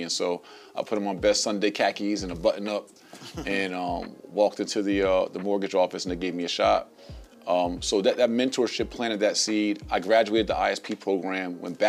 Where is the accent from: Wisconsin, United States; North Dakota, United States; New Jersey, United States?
New Jersey, United States; Somerville; moved away as an adult; now in Atlanta, United States; I'm from Somerville, New Jersey, and I was raised on Southside Avenue